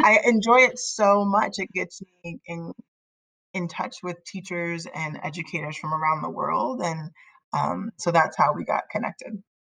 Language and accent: English; Northern California, United States; I grew up in Northern California, um, born and raised